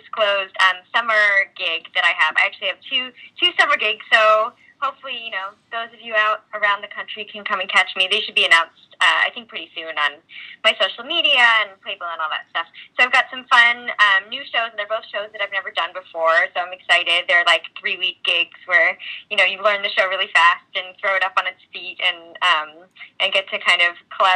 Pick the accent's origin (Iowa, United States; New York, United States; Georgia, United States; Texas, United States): New York, United States; Pleasantville; also born or lived in Chicago; I was born in Chicago, but I was raised in a small town called Pleasantville, New York, in Westchester County